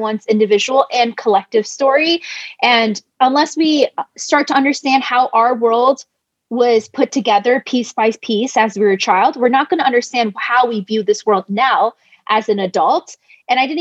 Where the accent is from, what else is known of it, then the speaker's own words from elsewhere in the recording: United States; I'm Chinese American